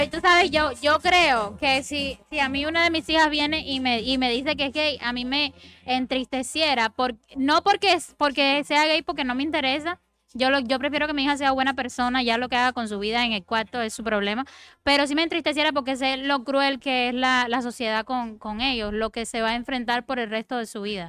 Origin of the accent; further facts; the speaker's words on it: Cuba; Yo soy cubana